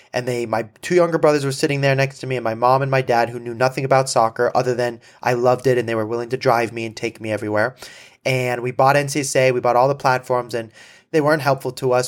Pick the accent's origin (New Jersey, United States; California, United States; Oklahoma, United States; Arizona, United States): California, United States; Malibu; I'm from Malibu